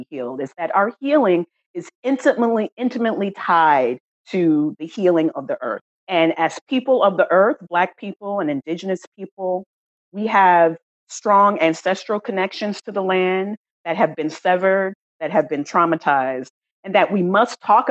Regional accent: San Antonio, Texas, United States; moved away as an adult; also born or lived in Washington, District of Columbia, United States; now in Oakland, United States; I grew up in Texas, San Antonio, Texas

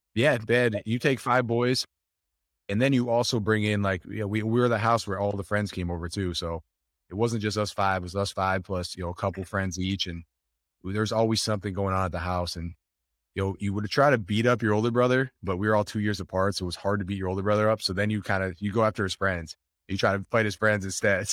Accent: Buffalo, New York, United States; We grew up in Buffalo, New York.

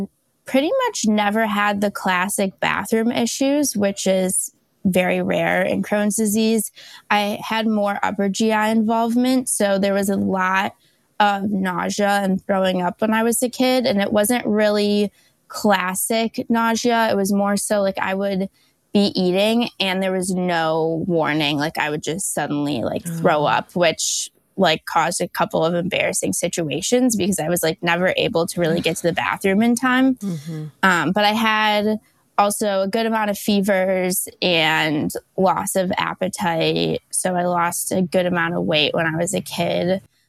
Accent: West Bloomfield, Michigan, United States; I'm from West Bloomfield, Michigan. I'm a double graduate from the University of Michigan.

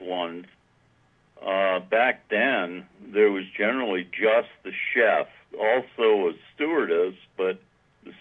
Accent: Newport, Rhode Island, United States; moved away as an adult; I grew up in Newport, Rhode Island

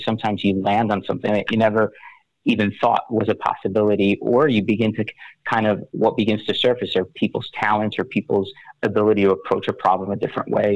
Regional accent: West Orange, New Jersey, United States; I'm from West Orange, New Jersey.

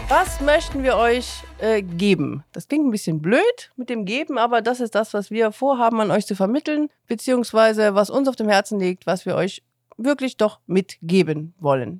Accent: Chemnitz, Saxony, Germany; also born or lived in Cologne; now in Eifel, Germany; Ich ähm, bin geboren in Chemnitz, bin 94 äh, nach Köln gezogen

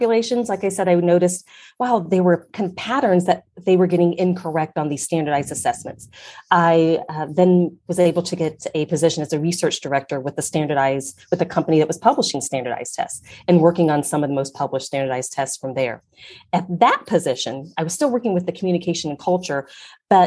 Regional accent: Ohio, United States; I grew up in Ohio

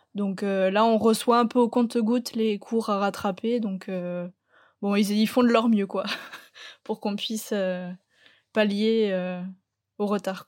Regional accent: Landes, Nouvelle-Aquitaine, France; je viens des Landes

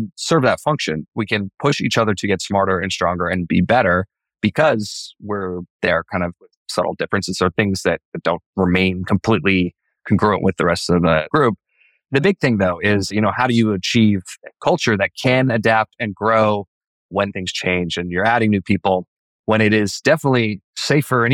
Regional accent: Idaho, United States; born or raised there

